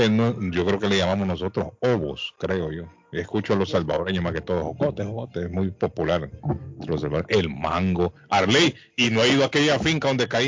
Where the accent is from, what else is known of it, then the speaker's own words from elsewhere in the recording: Guatemala City, Guatemala Department, Guatemala; now in United States; Yo soy de la capital, de la zona 19.